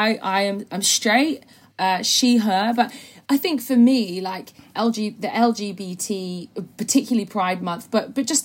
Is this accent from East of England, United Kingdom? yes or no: yes; Norwich, East of England, United Kingdom; growing up in Norwich as a little brown kid with a lesbian mum